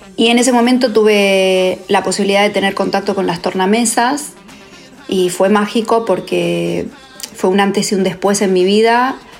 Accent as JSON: {"language": "Spanish", "town": "Rosario", "region": "Santa Fe", "country": "Argentina", "also_born_or_lived": "Mexico / Los Angeles, United States", "moved": "as an adult", "lives_now": "Barcelona, Spain", "said": "estuve tres años en Rosario, de donde soy"}